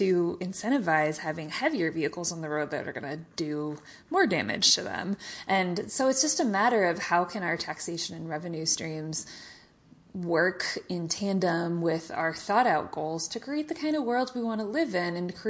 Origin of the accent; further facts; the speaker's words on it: Missouri, United States; my home state of Missouri